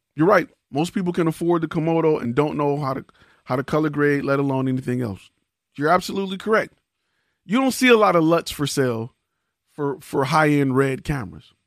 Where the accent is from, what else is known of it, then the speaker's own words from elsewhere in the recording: Detroit, Michigan, United States; I'm from Detroit